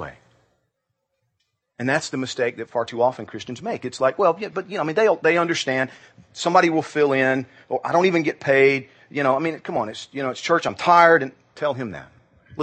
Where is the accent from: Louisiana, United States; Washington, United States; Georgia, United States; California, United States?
Georgia, United States; Growing up in Georgia